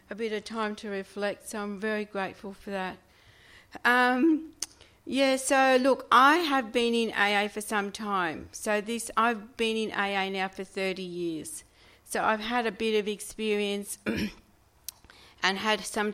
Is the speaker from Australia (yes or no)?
yes; Sydney, New South Wales, Australia; I'm from Sydney